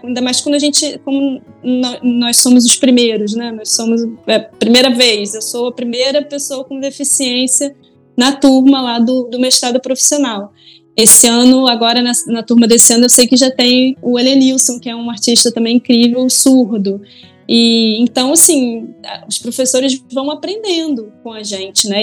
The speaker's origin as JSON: {"language": "Portuguese", "town": "Leopoldina", "region": "Minas Gerais", "country": "Brazil", "tie": "born or raised there", "also_born_or_lived": "Rio de Janeiro", "moved": "yes", "said": "eu nasci no Rio de Janeiro, mas eu passei parte da minha infância e adolescência no interior de Minas, numa cidade chamada Leopoldina, que é a terra lá da minha mãe"}